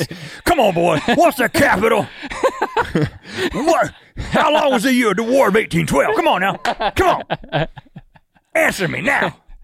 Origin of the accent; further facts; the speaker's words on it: Buies Creek, North Carolina, United States; we come from Buies Creek, North Carolina, a very conservative part of the country.